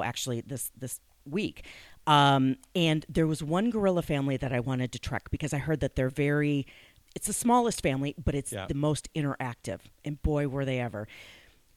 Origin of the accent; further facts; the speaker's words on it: Madison, Wisconsin, United States; I'm originally from Madison, Wisconsin.